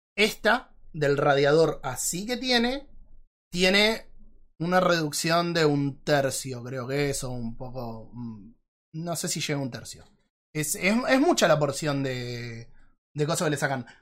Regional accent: Argentina; somos argentinos

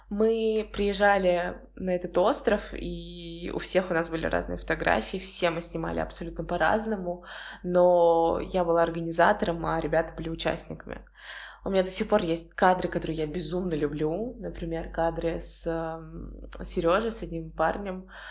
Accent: Volgograd, Volgograd Oblast, Russia; moved away as an adult; also born or lived in United States; now in Saint Petersburg, Russia; Волгоград — это мой родной город

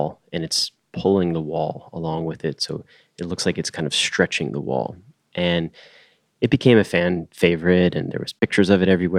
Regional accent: Cleveland, Ohio, United States; I was born in Cleveland, right? Third generation Clevelander

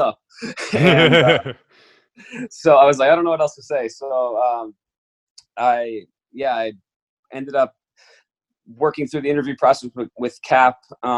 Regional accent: Seattle, Washington, United States; I was born and raised in Seattle, Washington.

